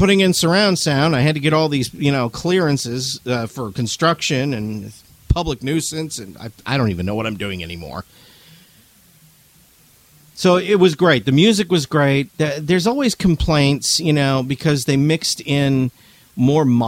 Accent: New England, United States; I'm from New England

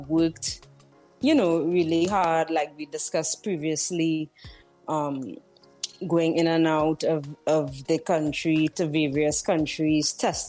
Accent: Trinidad & Tobago; moved away; I am originally from Trinidad and Tobago.

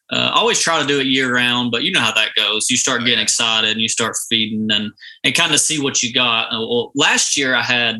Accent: Georgia, United States; I am from Georgia. I've hunted Georgia my whole life

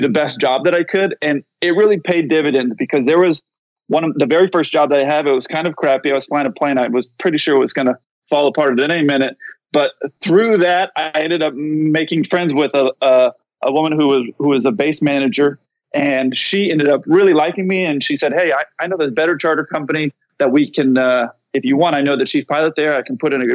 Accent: San Diego, California, United States; moved away; I grew up in San Diego

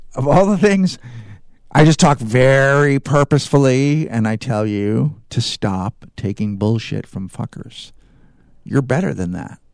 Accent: California, United States; I'm from California

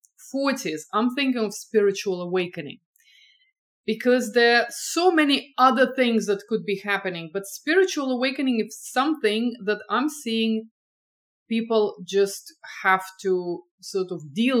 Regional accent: Estonia; moved away as an adult; also born or lived in France / England / Boston; now in California, United States; I grew up in Estonia

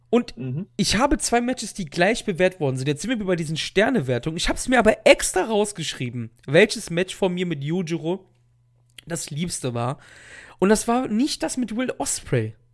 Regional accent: Cologne, North Rhine-Westphalia, Germany; Ich als Kölner tue mir übrigens sehr schwer, Kirche zu sagen. Ich kann, ich sage mal Kirche, so wie die Frucht. Ist halt so ein Dialektding.

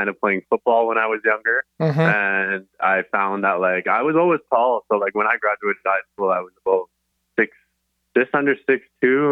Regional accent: Surrey, British Columbia, Canada; Born and raised in Surrey

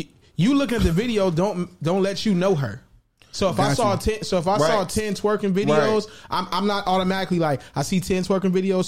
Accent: West Coast, United States; I'm from the West Coast of the globe

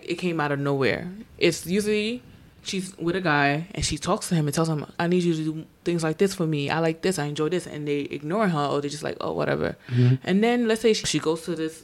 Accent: New York City, New York, United States; I'm from the Bronx

